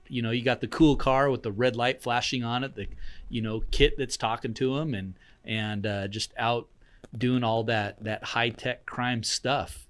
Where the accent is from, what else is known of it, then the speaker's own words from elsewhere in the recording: Jacksonville, United States; I grew up in Jacksonville.